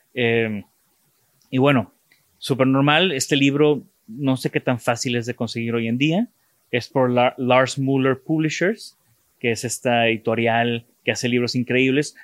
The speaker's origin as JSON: {"language": "Spanish", "country": "Mexico", "said": "de México"}